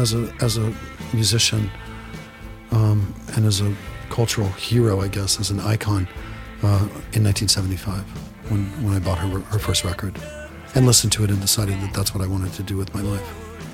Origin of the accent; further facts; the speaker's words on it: New York, United States; try being a New Yorker. We've had to live with Donald Trump for decades, and everyone in New York kind of knows what he's made of.